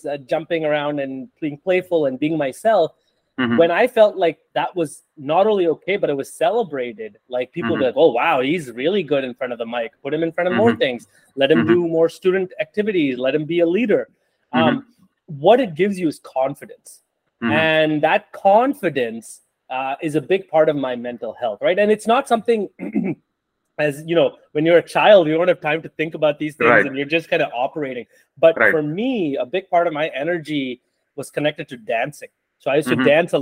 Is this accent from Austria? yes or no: no; India; now in United States; growing up in India and then coming to the US as an immigrant